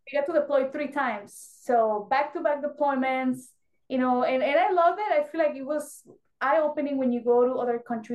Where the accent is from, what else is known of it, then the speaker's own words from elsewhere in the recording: Mexico; English is a second language; moved away as an adult; now in United States; I was born and raised in Mexico, so I didn't speak English.